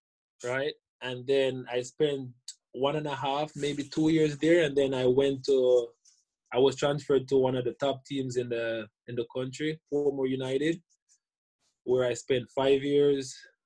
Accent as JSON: {"language": "English", "country": "Jamaica", "said": "I started out as a young kid just, you know, watching the game on TV, because in Jamaica we're"}